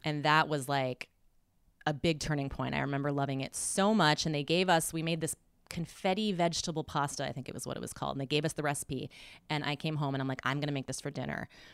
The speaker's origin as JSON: {"language": "English", "region": "Midwest", "country": "United States", "said": "I'm from the Midwest"}